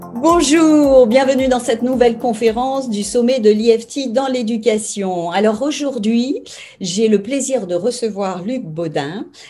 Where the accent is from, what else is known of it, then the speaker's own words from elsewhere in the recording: New Caledonia; je suis née en Nouvelle-Calédonie